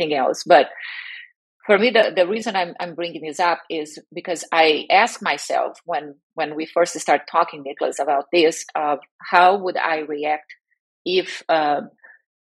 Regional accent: Brazil; moved away as an adult; now in United States; I am originally from Brazil and I live in the US where I was relocated while working for a biotech back in 2005

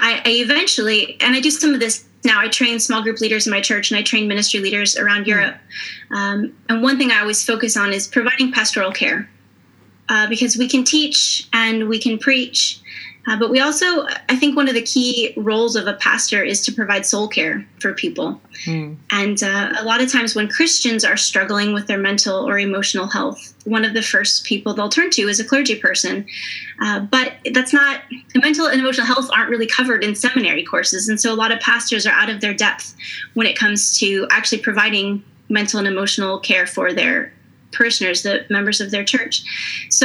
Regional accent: United States; moved away as an adult; now in Maastricht, Netherlands; I am an American, but I've been living in Maastricht in the Netherlands for the past 6 years

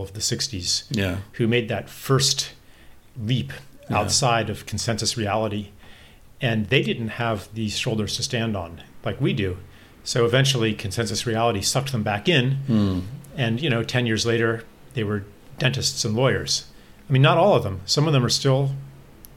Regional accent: State College, Pennsylvania, United States; I grew up there, you know, from age four

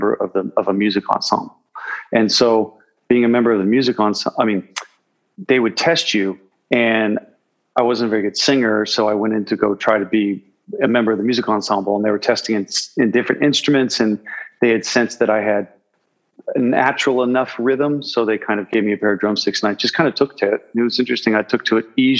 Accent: Oakland, California, United States; moved away as an adult; also born or lived in San Francisco, California; now in New York City, United States; I grew up out in Oakland, California. That's where I'm from. I was born in San Francisco, but raised in Oakland.

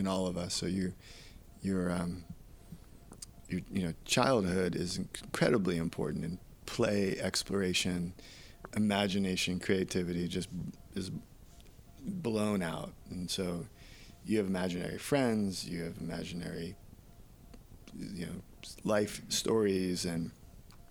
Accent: New York City, New York, United States; I was born in New York City

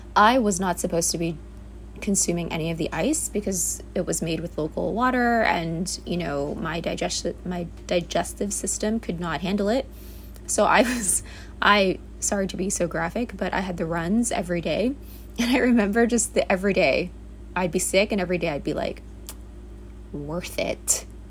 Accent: New York City, New York, United States; I was born and raised in the Bronx, New York.

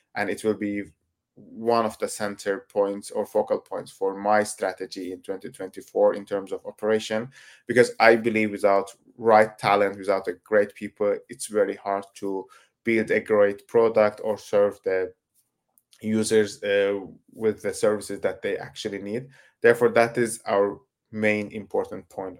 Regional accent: Turkey; I come from Turkey

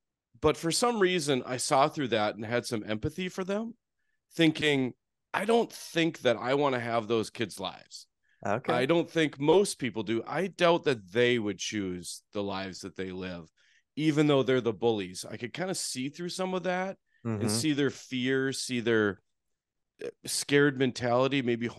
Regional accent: Fargo, North Dakota, United States; You know, I grew up in Fargo.

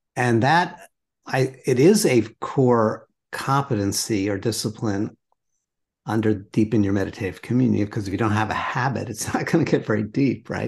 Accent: New York City, New York, United States; I grew up in New York City

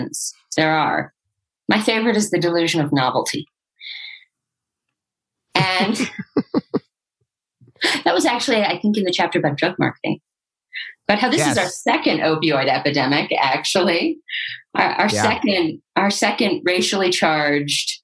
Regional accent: Santa Barbara, California, United States; I'm from Santa Barbara

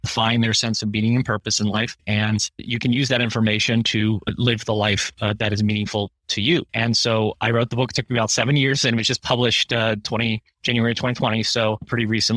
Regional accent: Pittsburgh, Pennsylvania, United States; I'm from Pittsburgh

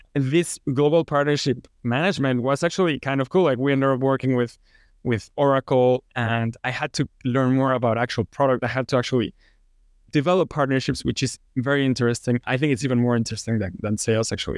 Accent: Mexico City, Mexico; now in Houston, United States; I'm from Mexico City. And now I live in Houston.

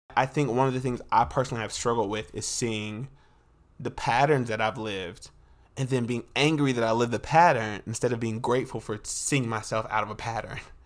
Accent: North Carolina, United States; I'm from North Carolina.

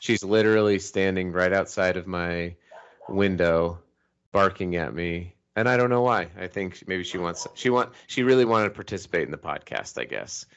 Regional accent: Colorado, United States; now in Salt Lake City, United States; I was raised in Colorado and I live in Salt Lake City

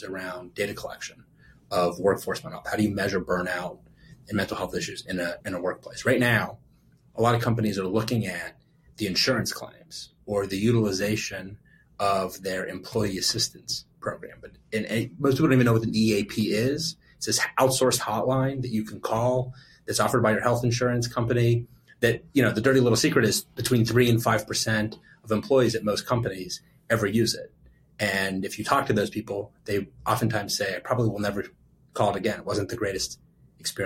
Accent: Pittsburgh, Pennsylvania, United States; I was born and raised in Pittsburgh. So I'm going to go back to my Pittsburgh roots

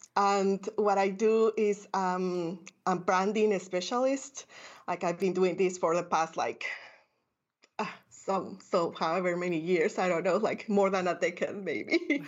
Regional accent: Guatemala City, Guatemala Department, Guatemala; I grew up in Guatemala City, a third world country.

